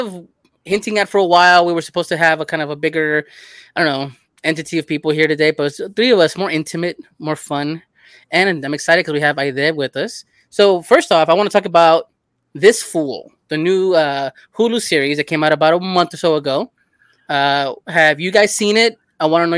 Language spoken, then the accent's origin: English; Los Angeles, California, United States; I grew up in L.A. in South Central in a similar neighborhood